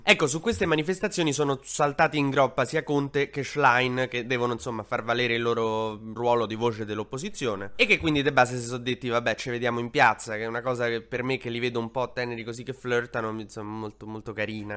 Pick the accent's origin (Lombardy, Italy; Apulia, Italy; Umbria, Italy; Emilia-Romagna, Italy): Emilia-Romagna, Italy; moved away; io sono romagnolo d'origine